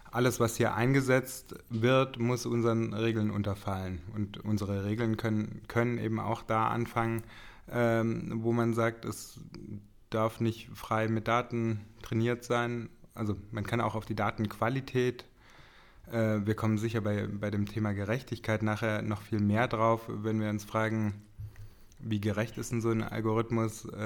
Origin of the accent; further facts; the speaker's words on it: Reutlingen, Baden-Württemberg, Germany; geworden bin ich in Stuttgart. Also in Reutlingen bei Stuttgart.